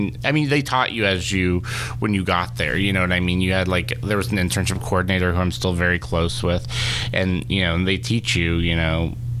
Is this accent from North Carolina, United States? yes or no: yes; Charlotte, North Carolina, United States; Charlotte, North Carolina.